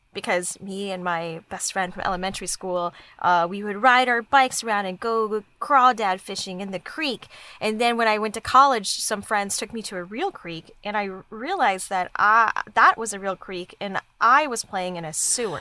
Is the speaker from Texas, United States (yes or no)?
yes; Dallas, Texas, United States; I grew up in Dallas, Dallas